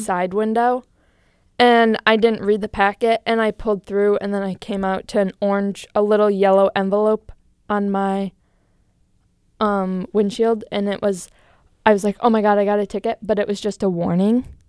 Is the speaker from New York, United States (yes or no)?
no; Green Bay, Wisconsin, United States; moved away as an adult; now in Milwaukee, United States; I'm from Green Bay, Wisconsin.